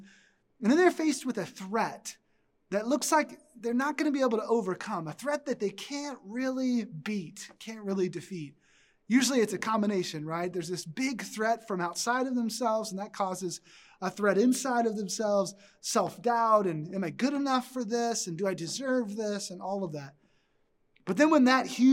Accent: Texas, United States; moved away; I grew up in Texas

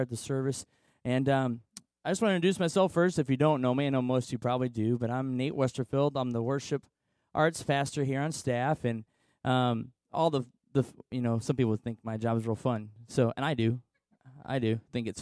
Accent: Washington, Illinois, United States; I'm a local boy. I grew up in Washington.

